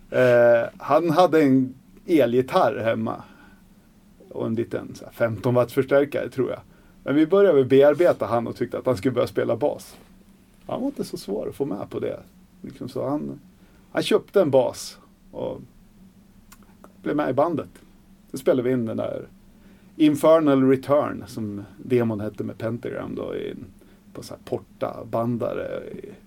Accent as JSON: {"language": "Swedish", "town": "Surahammar", "region": "Västmanland", "country": "Sweden", "also_born_or_lived": "Hallstahammar", "said": "Jag är från Surahammar"}